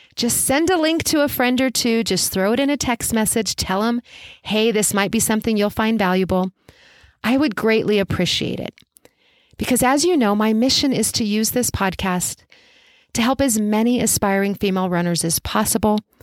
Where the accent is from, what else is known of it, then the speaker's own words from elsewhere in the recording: Albuquerque, New Mexico, United States; I coached forever in person in my hometown of Albuquerque, New Mexico.